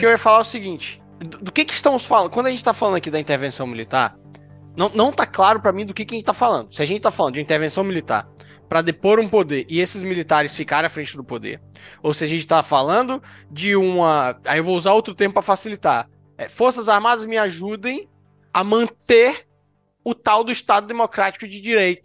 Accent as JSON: {"language": "Portuguese", "country": "Brazil", "tie": "born or raised there", "said": "como brasileiro, nascido no território brasileiro"}